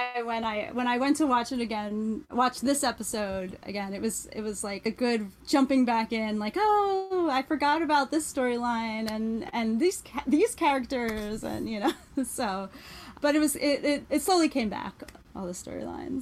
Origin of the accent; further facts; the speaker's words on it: Philadelphia, Pennsylvania, United States; I grew up outside of Philadelphia in the Philadelphia